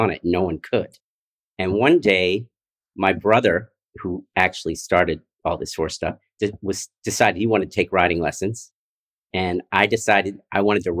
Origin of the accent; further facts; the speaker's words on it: Philadelphia, Pennsylvania, United States; I'm from Philadelphia.